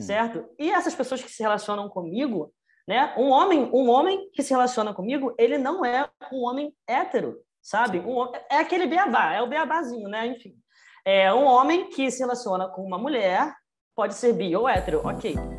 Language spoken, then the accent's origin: Portuguese; Rio de Janeiro, Brazil; tenho 24 anos, sou do Rio